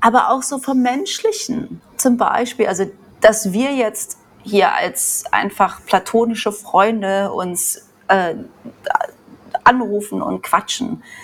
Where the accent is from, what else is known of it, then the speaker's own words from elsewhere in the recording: Germany; moved away; also born or lived in Australia / Vanuatu / Bali; man ja aus Deutschland kommt